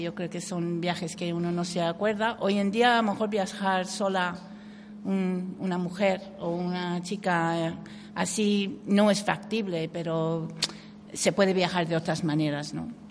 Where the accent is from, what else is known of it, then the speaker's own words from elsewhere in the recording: Canada; Spanish is a second language; moved away as an adult; also born or lived in England; now in Cuenca, Spain; Yo nací en Inglaterra, mi familia es inglesa, soy, mis padres emigraron a Canadá